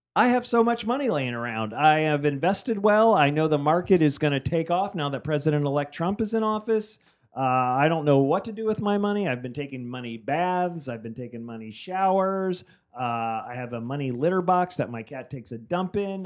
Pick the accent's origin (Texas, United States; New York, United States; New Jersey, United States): New Jersey, United States; moved away; I grew up in New Jersey.